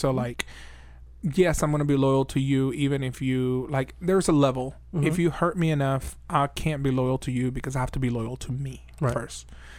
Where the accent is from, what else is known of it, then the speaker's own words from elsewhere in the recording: Venezuela; now in Birmingham, Alabama, United States; both indigenous mm-hmm. and Afro-Venezuelan roots. Mm-hmm. I'm from Venezuela, mm-hmm. South America.